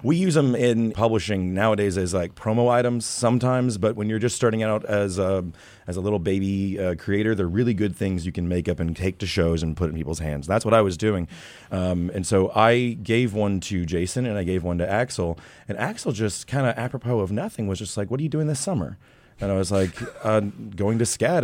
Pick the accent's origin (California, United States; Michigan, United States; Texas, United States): Texas, United States; moved away as an adult; also born or lived in Queens, New York; now in New York, United States; I'm not from here. I'm from Texas